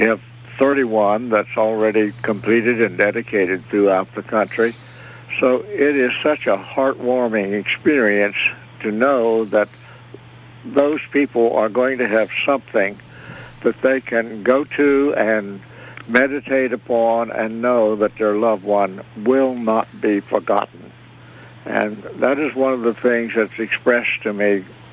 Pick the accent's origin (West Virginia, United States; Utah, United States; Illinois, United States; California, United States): West Virginia, United States; Fairmont; I was born and raised out in the country between Fairmont and Grafton, really, about 7 miles out of Fairmont.